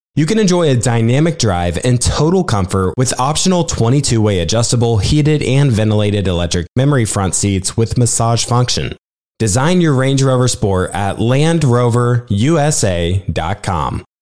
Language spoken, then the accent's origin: English; Nebraska, United States; also born or lived in Lincoln, Nebraska; I'm from Nebraska